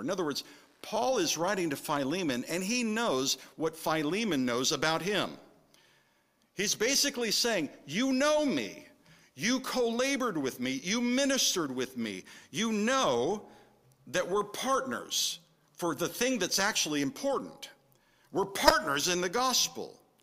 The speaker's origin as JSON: {"language": "English", "region": "California", "country": "United States", "tie": "born or raised there", "also_born_or_lived": "San Francisco Bay Area, California / Minnesota", "moved": "yes", "said": "having grown up in California"}